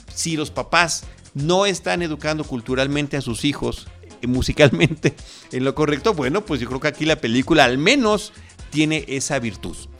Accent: Mexico; me presenté como mexicano

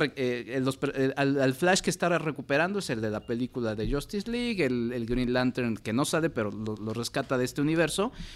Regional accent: Mexico; hablo como mexicano

